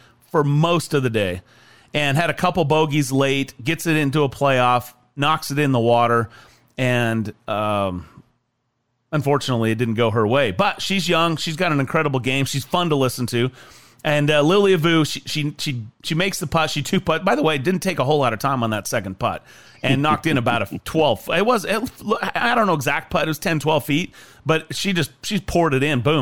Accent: Idaho, United States; I grew up in Idaho.

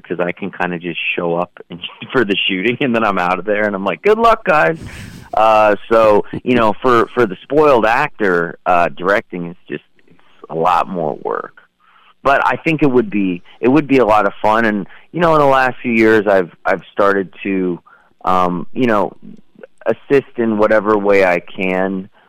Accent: California, United States; also born or lived in New Mexico; I grew up in California and also New Mexico for several years, so I'm kind of went back and forth between the two

